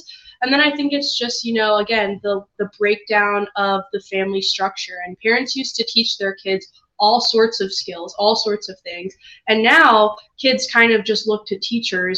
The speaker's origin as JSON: {"language": "English", "town": "Chicago", "region": "Illinois", "country": "United States", "said": "I'm from Chicago myself"}